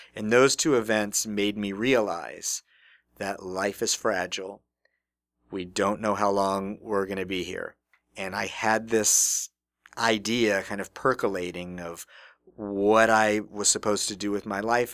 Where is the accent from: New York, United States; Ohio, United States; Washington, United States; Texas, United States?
Texas, United States; Houston; now in Nebraska, United States; I grew up in Houston, Texas